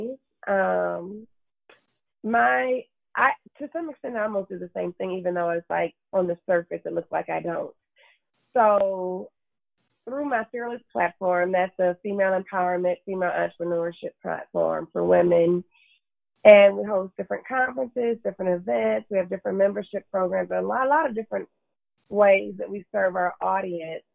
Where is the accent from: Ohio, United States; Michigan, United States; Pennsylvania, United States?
Michigan, United States; Detroit; moved away as an adult; also born or lived in Florida / Los Angeles; I was born and raised in Detroit, Michigan